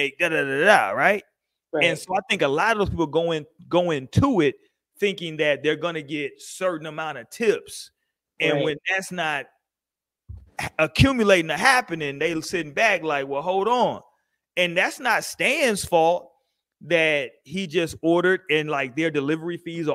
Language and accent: English; Houston, Texas, United States; I grew up in Houston